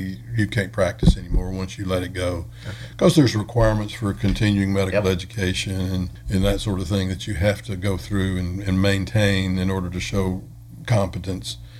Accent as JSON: {"language": "English", "region": "Arkansas", "country": "United States", "also_born_or_lived": "Fort Worth, Texas", "moved": "as an adult", "lives_now": "Athens, United States", "said": "I'm from Arkansas, and my family was still in Arkansas"}